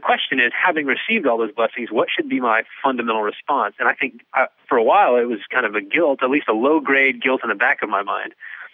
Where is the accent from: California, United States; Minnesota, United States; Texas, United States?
Texas, United States; West; I grew up in West Texas